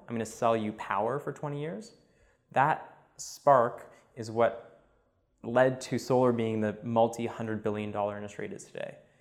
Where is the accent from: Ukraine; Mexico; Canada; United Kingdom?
Canada; Montreal, Quebec; Born and raised in uh, Montreal. Grew up there